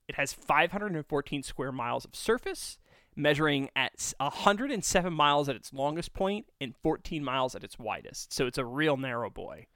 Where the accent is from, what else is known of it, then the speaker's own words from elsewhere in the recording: New York, United States; I'm a New Yorker.